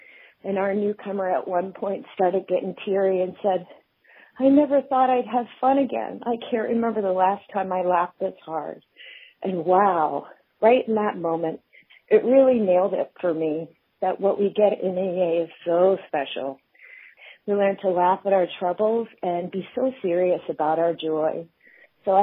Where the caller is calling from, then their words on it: Martinez, California, United States; Hi, Grapevine. … I'm from Martinez, California.